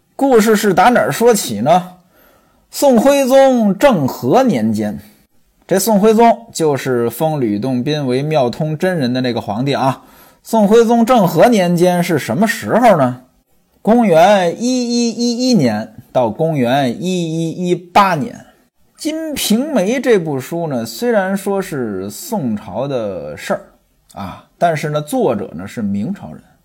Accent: China; now in Hangzhou, China; 我出生在北运河的岸边。 就是京杭大运河的最北端，挨着北京了

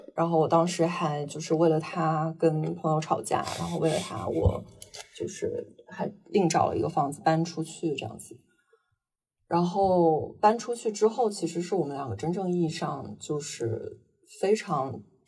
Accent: Northeast China, China; also born or lived in London; now in Shanghai, China; 我是生在东北，然后，呃，之前在伦敦生活过五年，然后现在被死在上海

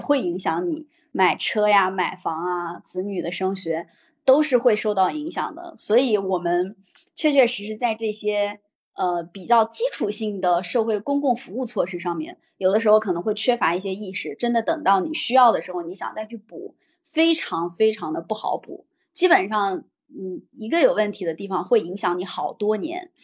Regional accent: Henan, China; now in Shanghai, China; 我的老家在河南，我现在的工作所在地在上海

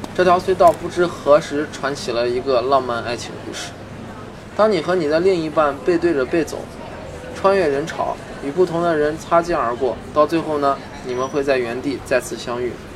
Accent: Xi'an, Shaanxi, China; 不枉我是西安人啊

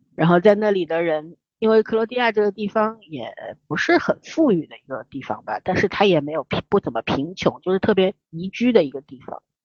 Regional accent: China; 我们中国人

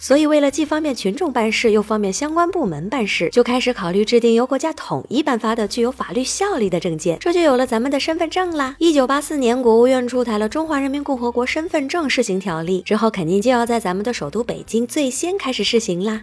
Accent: Inner Mongolia, China; 我出生在内蒙古

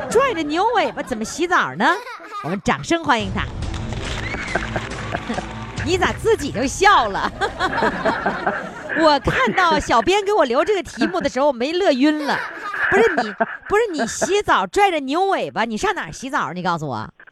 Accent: Northeast China, China; accent: Northeastern dialect; 我们东北话

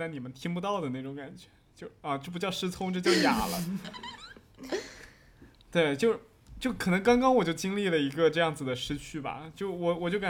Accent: Fujian, China; 它就是讲当时我们就是我们福建这边人去偷渡去日本那边打工的那种经历。

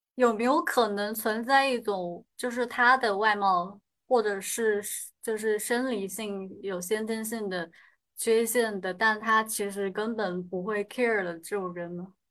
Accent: Sichuan, China; 我说我是四川的

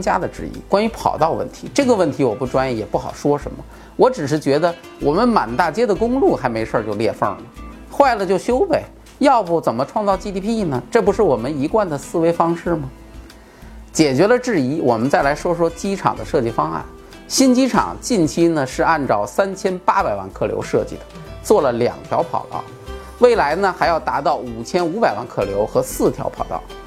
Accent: Bohai Sea coast, China; 我的家乡就在渤海边儿上

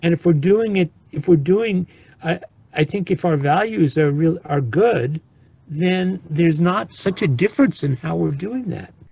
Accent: East Coast around New York, United States; now in California, United States; I grew up on the East Coast around New York

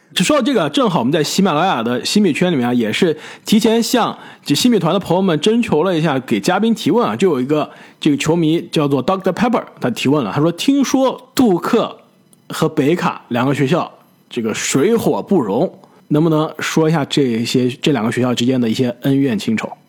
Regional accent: China; moved away as an adult; also born or lived in United States; 小时候在国内的时候就看篮球可比较多

